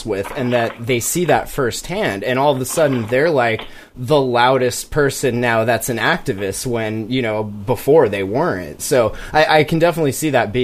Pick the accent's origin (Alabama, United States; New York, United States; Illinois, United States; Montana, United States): Montana, United States; Kalispell; I'm from Kalispell, so kind of the other side of the mountains